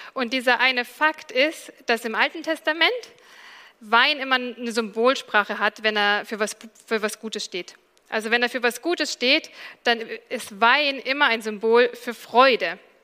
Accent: Allgäu, Bavaria, Germany; now in Dresden, Germany; ich komme aus dem Allgäu

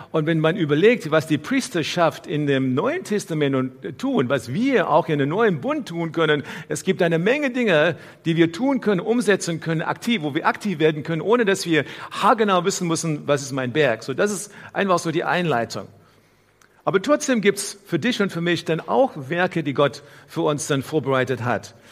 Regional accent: South Africa; Hier in unserer Versammlung heute gibt es Menschen aus verschiedenen Ländern. Ich bin in Südafrika aufgewachsen und so weiter.

